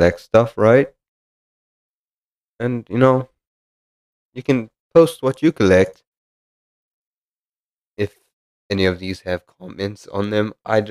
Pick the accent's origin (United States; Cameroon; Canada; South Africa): South Africa; moved away as an adult; now in United Kingdom; I'm South African and I moved to the United Kingdom.